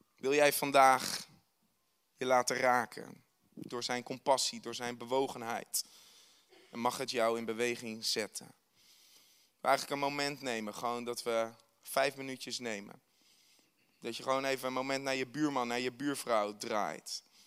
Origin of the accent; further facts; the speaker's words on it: Netherlands; wij als Hollander